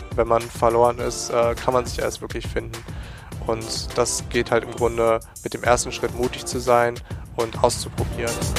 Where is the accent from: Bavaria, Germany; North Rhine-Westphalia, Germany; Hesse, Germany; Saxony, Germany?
North Rhine-Westphalia, Germany; Remscheid; ich bin halt hier geboren und aufgewachsen in Remscheid